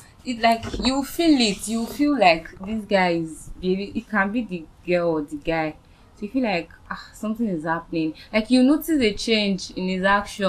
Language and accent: English; Ondo, Nigeria; now in Lagos, Nigeria; I'm from Ondo State. I stay in Lagos.